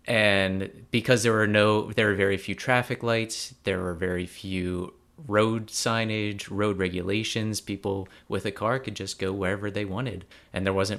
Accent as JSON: {"language": "English", "country": "United States", "said": "as someone coming from the US"}